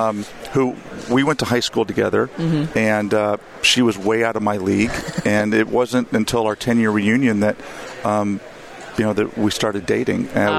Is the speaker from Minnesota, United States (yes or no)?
no; Richardson, Texas, United States; also born or lived in Chicago suburbs, Illinois / Tulsa, Oklahoma; We lived in the Chicago suburbs until I was 8. Then moved to Texas, and I grew up in the North Dallas area in Richardson.